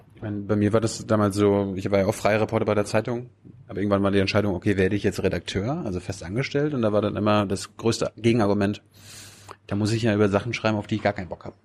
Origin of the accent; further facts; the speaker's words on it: Mecklenburg-Vorpommern, Germany; bei uns in Mecklenburg